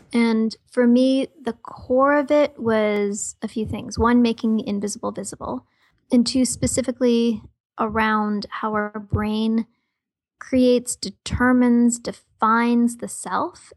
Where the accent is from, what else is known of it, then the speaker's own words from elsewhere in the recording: Toronto, Ontario, Canada; born and raised in Toronto, Canada